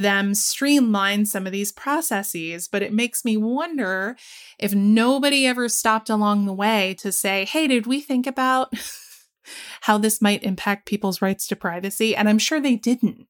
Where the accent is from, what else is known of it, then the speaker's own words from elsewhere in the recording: the South, United States; growing up in the South